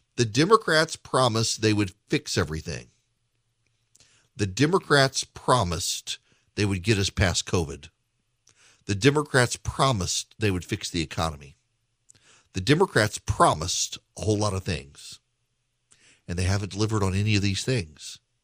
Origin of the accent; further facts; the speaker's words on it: Louisiana, United States; now in Georgia, United States; I am from Louisiana